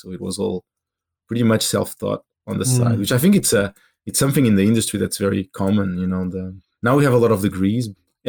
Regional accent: Portugal; accent: Portuguese; English is a second language; my English accent had a very strong Portuguese accent on top.

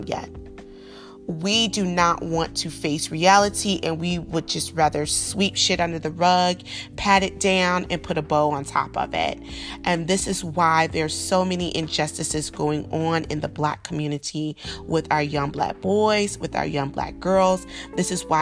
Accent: the South, United States; a Southern girl growing up in the South

